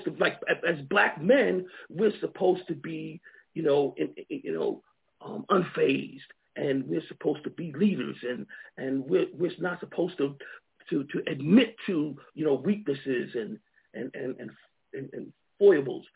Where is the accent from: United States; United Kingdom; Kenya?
United States; Long Island, New York; moved away as an adult; also born or lived in Alabama / Georgia / Ohio; now in Montgomery, United States; I grew up in New York, Long Island, New York, you know. And so I came to Alabama really as a student in college